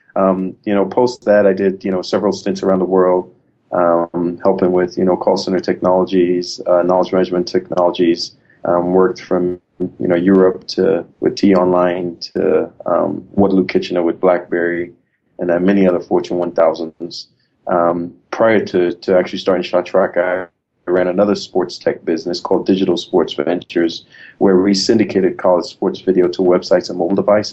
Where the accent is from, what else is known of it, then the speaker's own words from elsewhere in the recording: Trinidad & Tobago; moved away as an adult; now in United States; I'm originally from Trinidad and Tobago. I, I, came to the U.S. on a folk basketball scholarship to play basketball at Benedictine College